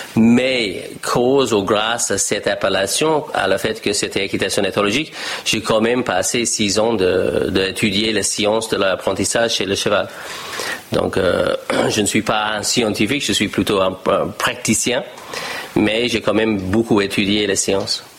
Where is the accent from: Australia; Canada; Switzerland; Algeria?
Australia; French is a second language; moved away as an adult; also born or lived in United States; now in France; je discutais avec ma famille en Australie et je dis je ne vais pas reprendre le ferme familiale